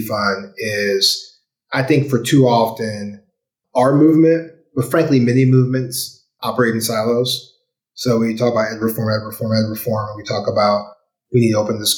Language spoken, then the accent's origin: English; St. Louis, Missouri, United States; When I grew up in St. Louis in the 90s, in the 80s and 90s, St. Louis had busing